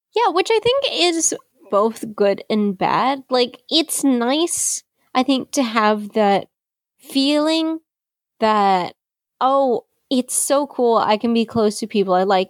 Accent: Philippines; I am Chinese Filipino, and I'm based in the Philippines

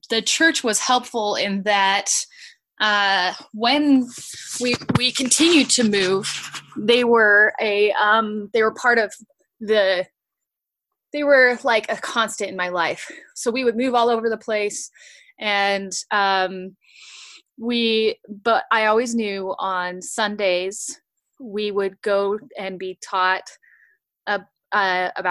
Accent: Utah, United States; also born or lived in Washington; So I grew up in the church. I was born in Washington, and then we moved to Utah, all over Utah.

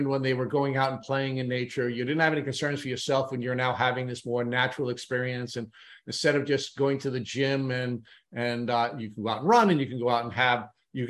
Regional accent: Long Island, New York, United States; also born or lived in Bronx, New York, United States; although I was born in the Bronx, I moved out to Long Island as a young child

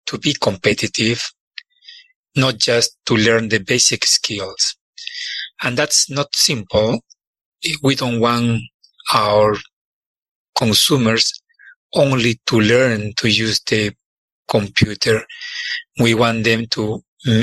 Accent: Lima, Peru; moved away as an adult; also born or lived in New Mexico; now in Nebraska, United States; I was born and raised in Lima, Peru

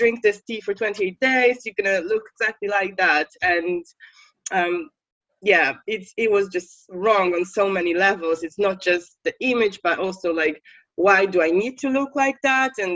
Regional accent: Poland; English is a second language; moved away as an adult; now in United Kingdom; I'm from Poland, I should probably say that. And when I was living in Poland like years ago

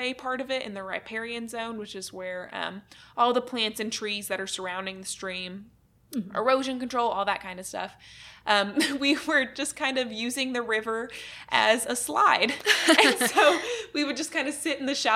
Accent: Arkansas, United States; moved away as an adult; also born or lived in Pratt, Kansas; I'm originally from Arkansas, and so literally graduated 2016, moved to Kansas, moved to Pratt, Kansas, and started this job

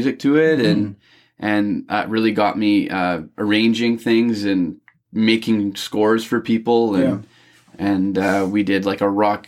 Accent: Penticton, British Columbia, Canada; moved away as an adult; also born or lived in Toronto; I grew up in Penticton in the Okanagan.

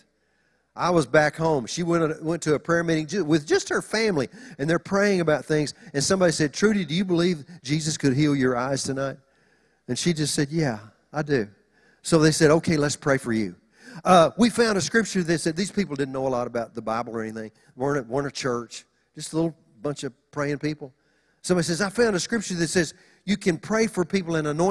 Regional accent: Oklahoma, United States; now in Los Angeles, United States; When we moved to L.A., you know, we're just country folk. We're from Oklahoma

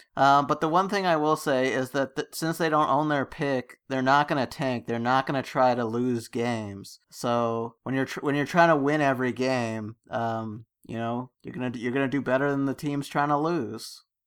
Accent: Canada; I'm Canadian

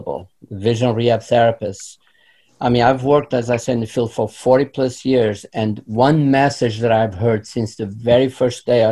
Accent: Portugal; moved away as an adult; now in Florida, United States; I grew up in Portugal, moved to this country in my early 20s

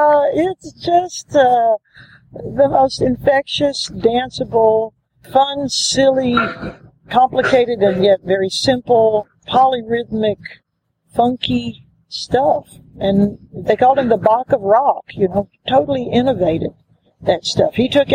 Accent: Louisiana, United States; also born or lived in Texas; growing up on the Gulf Coast, on the state line of Texas and Louisiana, was big soul music part of the country

